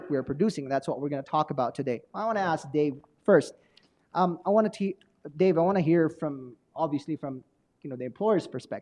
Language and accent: English; Arizona, United States; now in Colorado, United States; I'm from Arizona